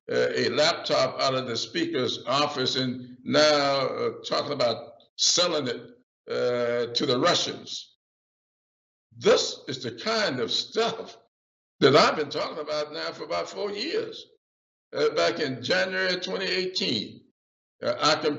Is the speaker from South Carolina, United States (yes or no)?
yes; South Carolina, United States; I'm from South Carolina